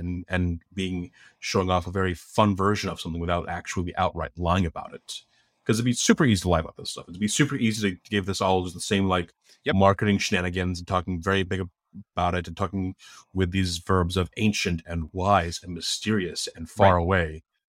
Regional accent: Philippines; But just being a Filipino person, all at once felt like, wow, this is a very small field.

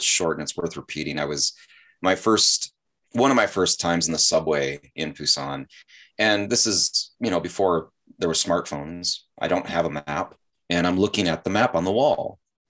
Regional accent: Chicago, Illinois, United States; now in South Korea; I came from Chicago too, so maybe that's why.

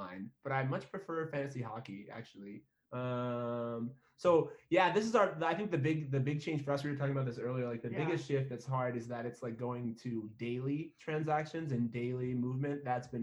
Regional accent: New Mexico, United States; also born or lived in Michigan; I'm from Michigan originally, born there. We moved out here. I've been in New Mexico like most of my life. So we moved out here when I was in grade school still.

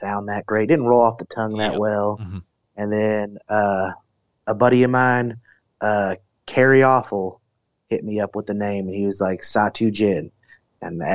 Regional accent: Idaho, United States; I grew up in Idaho

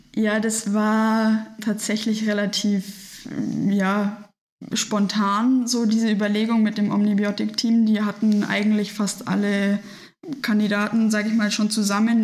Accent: Nuremberg, Bavaria, Germany; now in Munich, Germany; weil ich gebürtig aus Nürnberg komme und damals da schon früher beim Junior Challenge oft dabei war, also bei dem Triathlon für Kinder

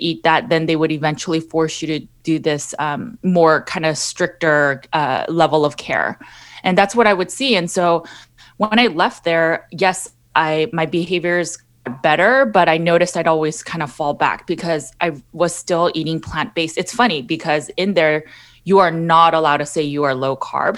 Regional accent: Los Angeles, California, United States; I born and raised in Los Angeles, California

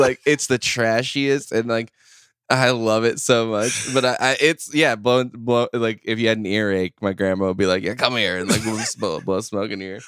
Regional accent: Midwest, United States; born and raised in the Midwest, currently live, uh, as well.

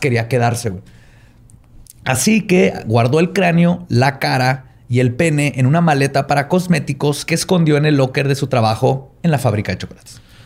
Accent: Chihuahua, Mexico; soy de Chihuahua

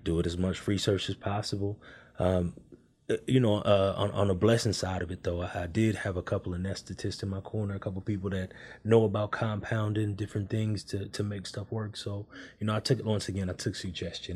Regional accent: Oakland, California, United States; moved away; I'm originally from California.

